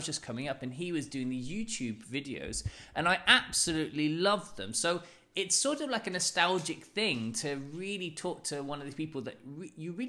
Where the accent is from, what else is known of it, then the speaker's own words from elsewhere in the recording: London, United Kingdom; I'm from London